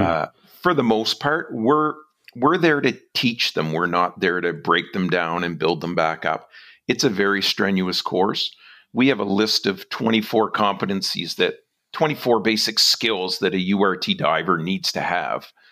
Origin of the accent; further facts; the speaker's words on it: New Brunswick, Canada; moved away as an adult; now in West Coast, Canada; I'm from New Brunswick